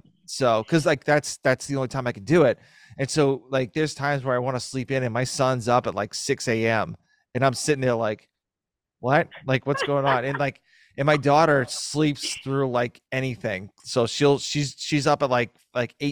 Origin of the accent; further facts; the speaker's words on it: East Coast, United States; I'm from the East Coast